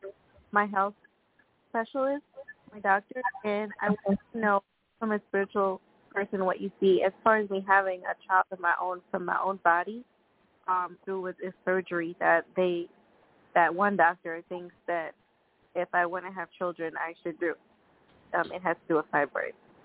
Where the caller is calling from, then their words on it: New York, United States; I'm calling from New York.